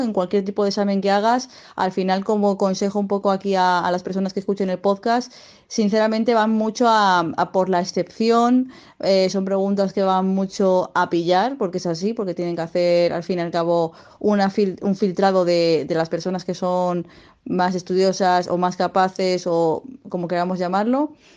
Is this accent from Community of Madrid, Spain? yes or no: yes; Madrid, Community of Madrid, Spain; now in Zaragoza, Spain; actualmente estoy viviendo en Zaragoza a pesar de que soy de, de Madrid